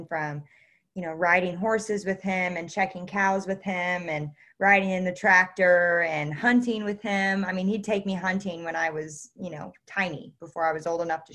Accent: Northwest Missouri, United States; I was born and raised here in Northwest Missouri

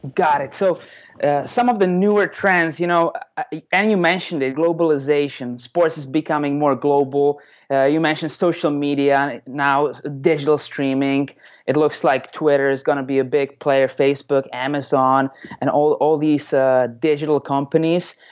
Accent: Czechia; now in Tampa, United States; I'm originally from the Czech Republic

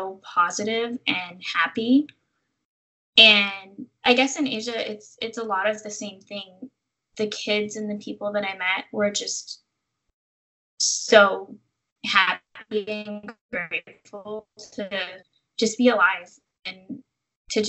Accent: Central Valley, California, United States; now in San Francisco Bay Area, United States; I don't think I would ever be able to go back to my hometown. Like, it's so small and the opportunities are limited, and it's an hour and a half to a major airport

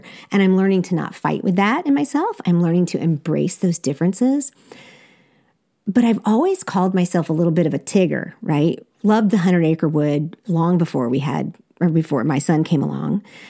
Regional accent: South Korea; you would think that growing up in Korea that I would have this amazing sense of adventure when it comes to food

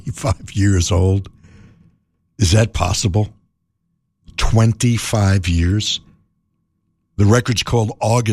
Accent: New York City, New York, United States; I grew up in New York City and in the West Village, Greenwich Village, Sullivan Street.

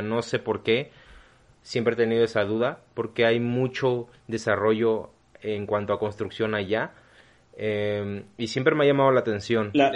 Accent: Mexico; Yo nunca he salido del país, yo nunca he salido de México

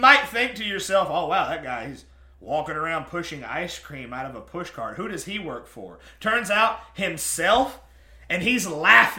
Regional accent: Southeast Texas, United States; I live in Southeast Texas. I was raised in Southeast Texas.

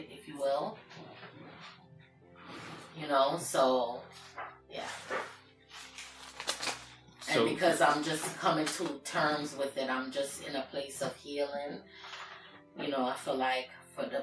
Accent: New York City, New York, United States; also born or lived in Kingston, Jamaica; grew up in New York. My early childhood is Jamaica, but for the most part, New York City

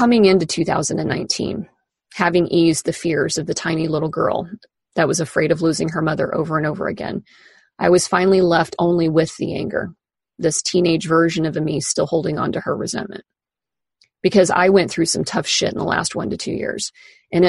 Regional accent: Kansas, United States; moved away as an adult; now in Seattle, United States; In the almost 24 years since I moved away from Kansas to Seattle

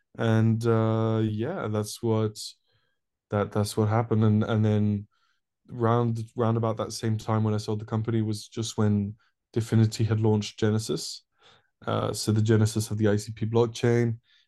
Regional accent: Paris, Île-de-France, France; moved away as an adult; now in United Kingdom; So, I'm actually from Paris originally. I'm French, but my parents are English. So I grew up in an international school in Paris. I moved to the UK to study about 7 years ago now.

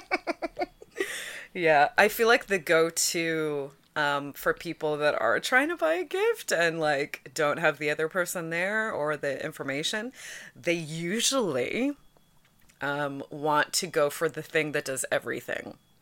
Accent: Hamilton, Ontario, Canada; I grew up in Hamilton

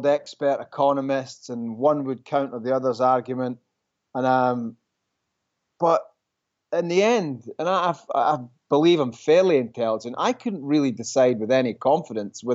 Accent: Scotland, United Kingdom; now in New York, United States; I'm Scottish

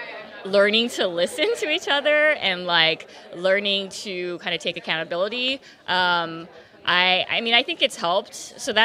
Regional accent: Orange County, California, United States; moved away as an adult; now in Los Angeles, United States; I grew up in Orange County, so not too far from here

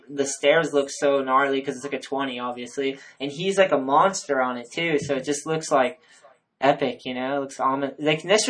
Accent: Massachusetts, United States; Well, dude, I talk to people a lot and they're like, where are you from? I'm like, Massachusetts. They're like, you don't really sound like you are.

